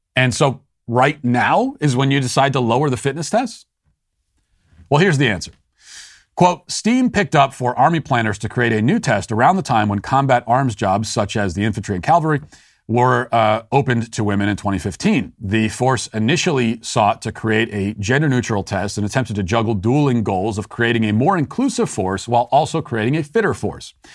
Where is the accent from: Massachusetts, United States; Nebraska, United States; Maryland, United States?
Maryland, United States; accent: Maryland; I'm from Maryland.